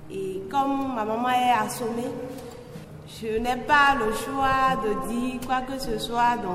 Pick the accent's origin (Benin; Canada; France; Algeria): Benin; Mono; moved away; Moi-même, je suis de Sarouet dans le mono.